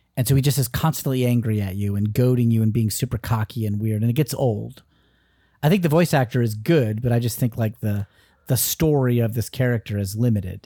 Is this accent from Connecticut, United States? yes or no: yes; Danbury, Connecticut, United States; my hometown of Connecticut, Danbury